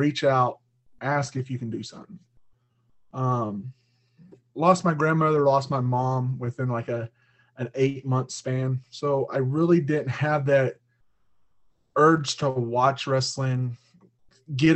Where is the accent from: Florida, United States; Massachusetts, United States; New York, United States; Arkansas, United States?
Arkansas, United States; also born or lived in Missouri; now in Lawrence, Kansas, United States; I'm 32. I grew up in Arkansas